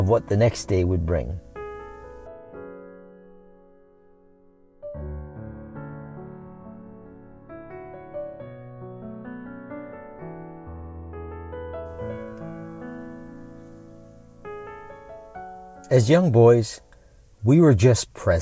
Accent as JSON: {"language": "English", "town": "Lansing", "region": "Michigan", "country": "United States", "tie": "born or raised there", "said": "born and raised in Lansing, Michigan"}